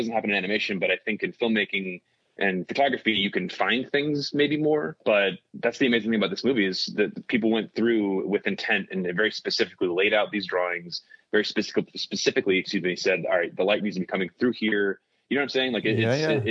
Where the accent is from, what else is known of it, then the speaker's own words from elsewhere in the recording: United States; as an American